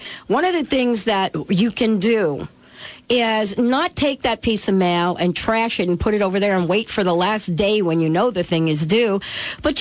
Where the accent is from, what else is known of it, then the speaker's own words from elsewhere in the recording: United States; moved away; I'm from New York and New Jersey